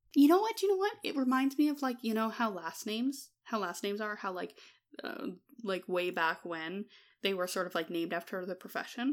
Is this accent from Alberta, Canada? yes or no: yes; Alberta, Canada; also born or lived in Claresholm, Alberta; as someone who grew up in Alberta